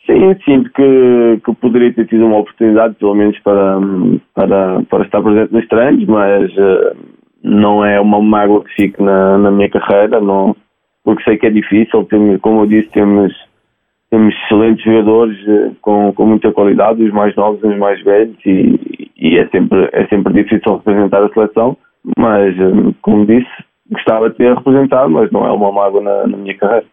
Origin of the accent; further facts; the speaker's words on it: Portugal; moved away as an adult; now in United States; sou português e sinto orgulho